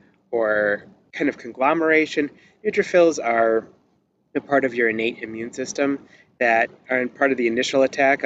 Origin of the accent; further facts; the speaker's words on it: Detroit, Michigan, United States; I'm from Detroit